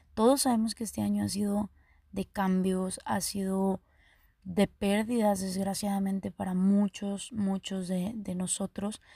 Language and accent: Spanish; Cadereyta Jiménez, Nuevo León, Mexico; Soy de Caderita, Nuevo León. Para los que no ubiquen, mi ranchito está a un lado, a un ladito, pegadito ahí, de Monterrey.